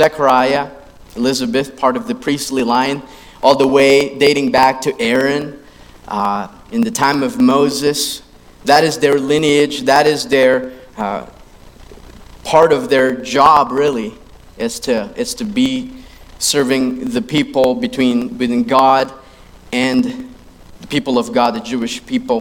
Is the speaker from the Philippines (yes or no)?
yes; Philippines; I grew up in the Philippines, and I grew up in that system as well